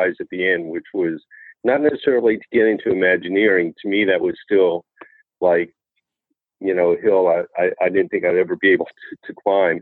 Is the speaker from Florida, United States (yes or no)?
yes; Florida, United States; now in Orlando, United States; as a kid growing up in Florida